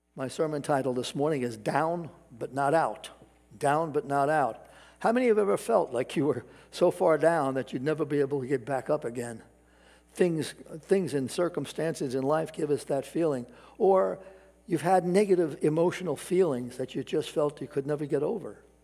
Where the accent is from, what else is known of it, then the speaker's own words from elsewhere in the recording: New York City, New York, United States; New York City, in particular my hometown